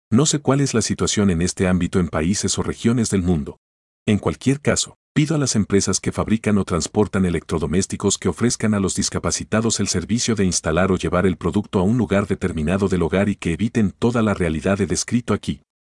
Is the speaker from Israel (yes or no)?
yes; Israel; Soy ciudadano israelí y nací a finales de 1972.